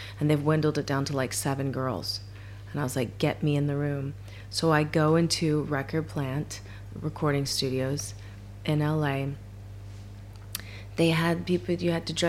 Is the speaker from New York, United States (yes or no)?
no; Kentucky, United States; moved away; also born or lived in Honolulu, Hawaii; I was born in Hawaii, and then I ended up in Kentucky because my mom met my dad, who was in the army